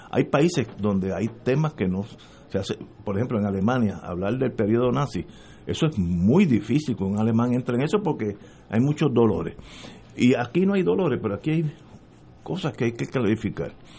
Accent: Puerto Rico; como soy puertorriqueño, yo vivo y moriré aquí, porque yo no puedo vivir en el exilio donde sea, donde tú quieras, yo soy de aquí

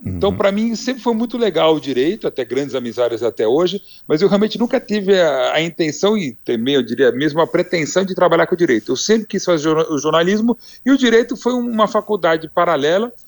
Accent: Brazil; nós como brasileiro como um todo

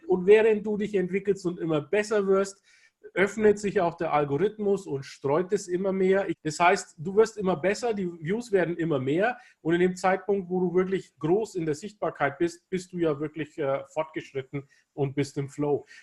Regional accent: Kulmbach, Bavaria, Germany; ich bin in Deutschland in Kulmbach geboren, in Nordbayern

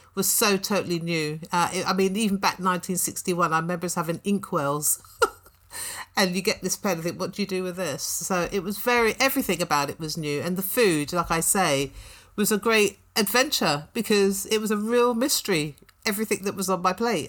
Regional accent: London, United Kingdom; I was born in Clapham, went to primary school in Brixton and Balham, uh, spent my teenage years in Tooting and Elephant and Castle

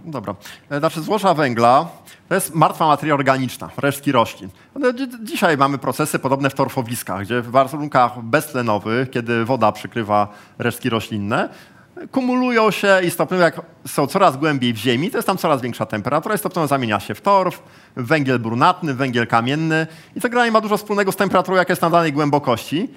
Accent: Gdańsk, Pomeranian Voivodeship, Poland; jestem z Gdańska

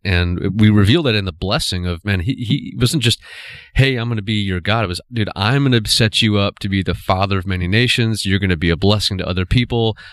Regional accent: United States; we as American culture

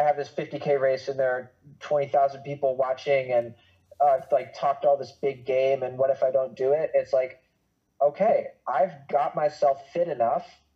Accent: Boston, Massachusetts, United States; I grew up in Greater Boston, like my family is from there. I went to school there

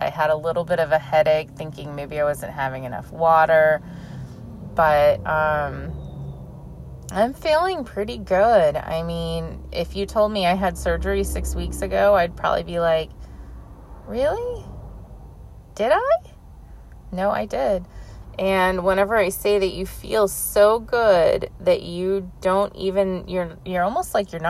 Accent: California, United States; I grew up in California my entire life

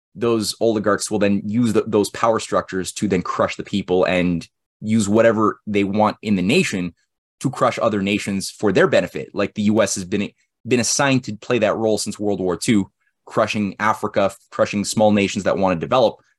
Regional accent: Canada; I'm a Canadian. So we don't learn any, we don't learn about any of this stuff in Canadian history

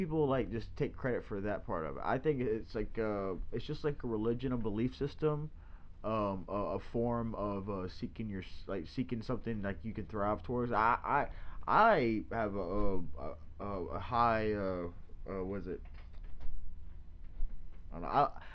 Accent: Louisiana, United States; We're both like. Born and raised in Louisiana

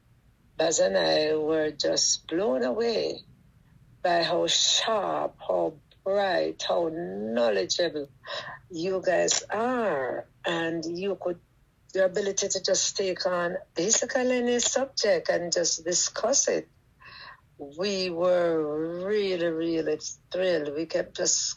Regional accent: Jamaica

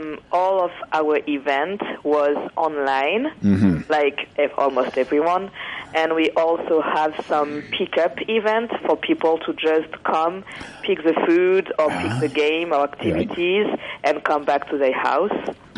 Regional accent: Martinique; now in Prince George, Canada; And myself, I'm coming from Martinique.

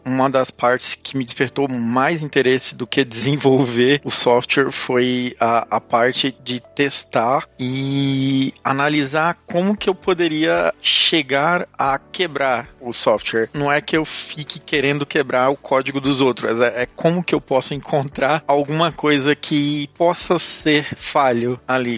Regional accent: Pará, Brazil; moved away as an adult; also born or lived in São Paulo, Brazil; now in Tallinn, Estonia; Eu sou do norte do, do país, eu sou do Pará.

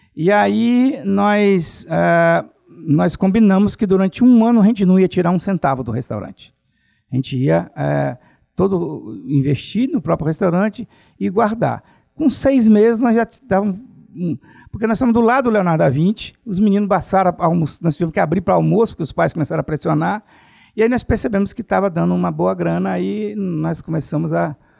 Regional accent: Alegre, Espírito Santo, Brazil; moved away as an adult; Eu sou de Alegre, né? Do Principado do Alegre

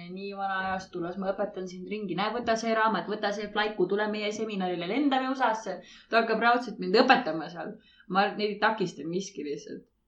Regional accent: Saare County, Estonia; vaat ma olen Saaremaalt, onju.

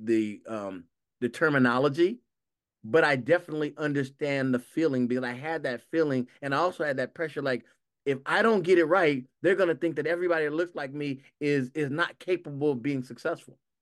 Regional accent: Los Angeles, California, United States; I grew up in Los, in South Los Angeles

